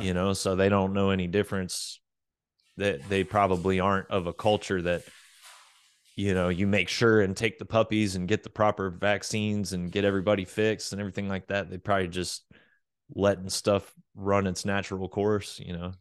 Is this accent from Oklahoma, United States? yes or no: yes; Oklahoma, United States; moved away as an adult; also born or lived in Florida / Arkansas; now in Texas, United States; I was born in Florida and did all of my grade school through high school stuff in Oklahoma